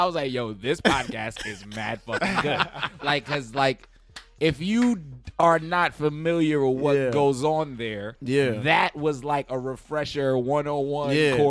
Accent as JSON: {"language": "English", "town": "New York City", "region": "New York", "country": "United States", "tie": "born or raised there", "said": "I'm from the hood. I'm from Bed-Stuy, born and raised, grew up, like gunshots, daytime, all types of crazy shit."}